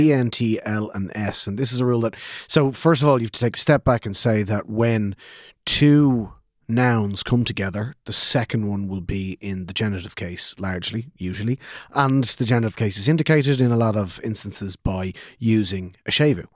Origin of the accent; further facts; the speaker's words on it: Ireland; we, as Irish speakers growing up in Ireland, or even as English speakers growing up in Ireland